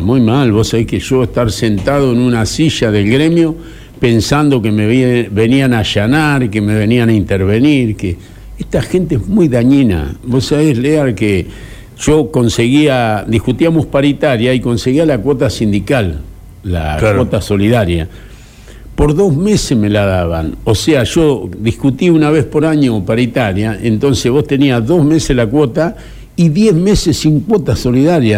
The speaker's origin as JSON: {"language": "Spanish", "country": "Argentina", "said": "Los argentinos nos sentimos en libertad"}